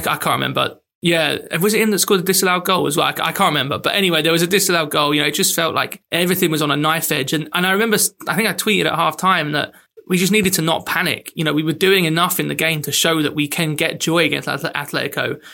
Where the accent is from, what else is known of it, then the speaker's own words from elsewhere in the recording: England, United Kingdom; as an English person